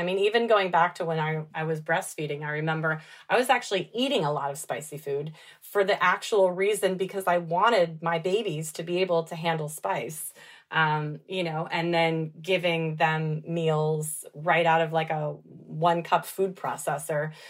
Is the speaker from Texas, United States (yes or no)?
yes; Dallas, Texas, United States; I grew up in Dallas